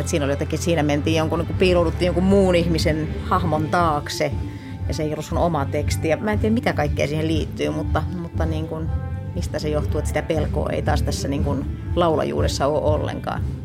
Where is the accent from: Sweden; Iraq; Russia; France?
France; moved away; also born or lived in Finland / California; lapsuuteni viettänyt Ranskassa, että se on yhtä lailla mulle semmoinen, niin kuin, että palaa lapsuuden maisemiin